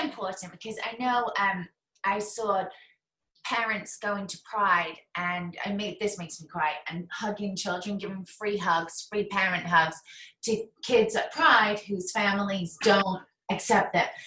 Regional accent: England, United Kingdom; now in United States; I'm English

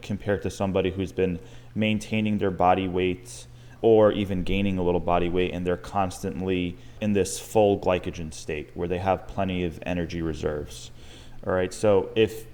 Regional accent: Long Island, New York, United States; now in Tampa, United States; I'm from Long Island, New York

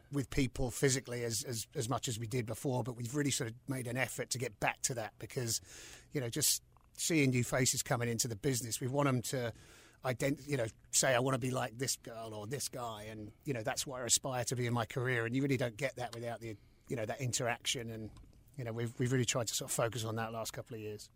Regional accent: London, United Kingdom; moved away as an adult; also born or lived in New York City, United States; now in Charlotte, United States; growing up in London

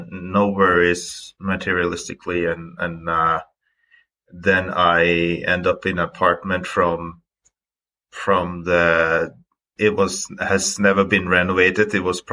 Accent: Stord, Vestland, Norway; English is a second language; I am originally from Stord at the west coast of Norway. It's an island, so we can touch upon that later, but it has a lot to do with, you know, growing up on an island

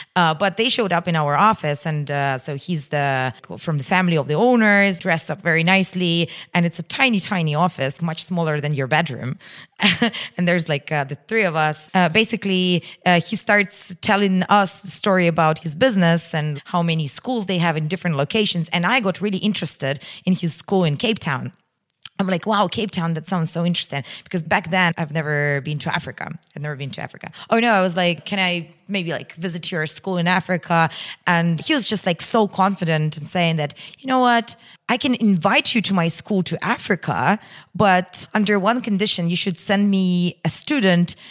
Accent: Russia; moved away; my hometown is pretty close to Moscow, uh, in Russian standards. It's just, like, you know, seven hundred kilometers.

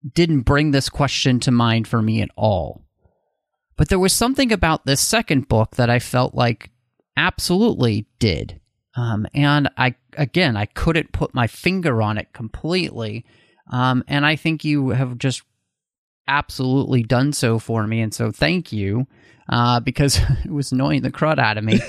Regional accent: Texas, United States; moved away; also born or lived in Pacific Northwest; I grew up in Texas

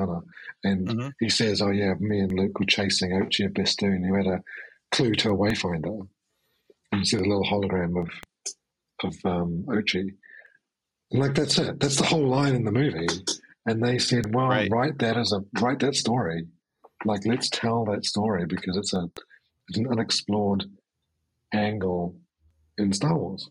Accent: New Zealand; I'm from New Zealand

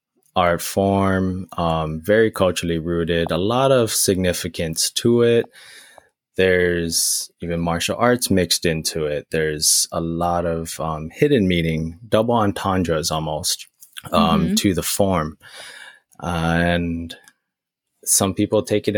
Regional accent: Maui, Hawaii, United States; moved away; growing up on Maui

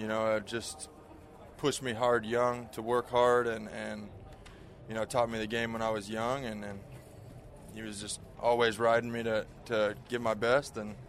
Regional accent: about an hour south of Chicago, Illinois, United States; I grew up in Illinois, about an hour south of Chicago.

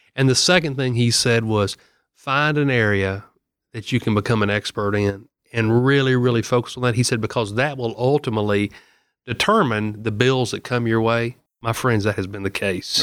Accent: Murfreesboro, Tennessee, United States; I'm from Murfreesboro. I've got the fourteenth district, which is Rutherford, Bedford, Marshall, Moore, and Lincoln County. And, you know, I've spent my entire life in Rutherford County

